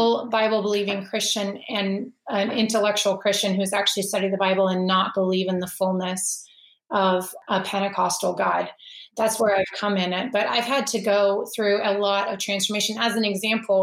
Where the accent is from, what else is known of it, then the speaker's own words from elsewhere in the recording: Anchorage, Alaska, United States; I grew up in Anchorage, Alaska, and I attended a Methodist church